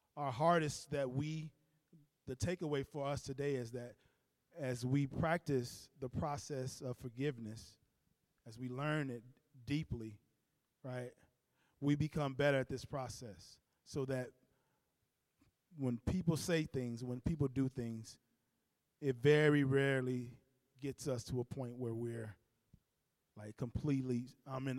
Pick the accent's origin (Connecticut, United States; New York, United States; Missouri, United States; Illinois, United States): Illinois, United States; Chicago; I grew up in Cabrini Green